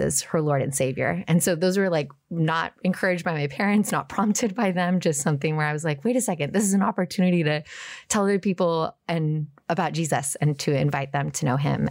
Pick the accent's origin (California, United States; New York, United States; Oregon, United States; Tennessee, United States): Oregon, United States; Portland; moved away as an adult; also born or lived in Washington, D.C.; I grew up just outside of Portland, born and raised